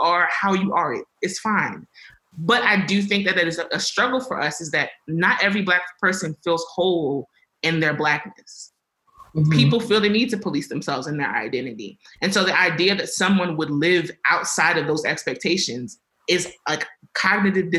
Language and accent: English; Baltimore, Maryland, United States; now in Albuquerque, United States; I am from Baltimore, Maryland